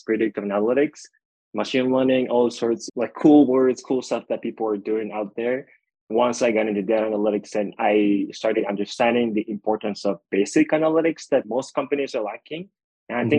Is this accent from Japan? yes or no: yes; Japan; moved away as an adult; now in United States; I was born and raised in Japan.